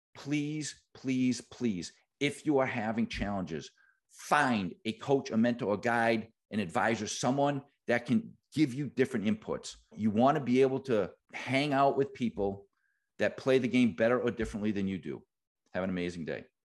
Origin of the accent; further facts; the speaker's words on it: Boston, Massachusetts, United States; I am from Boston.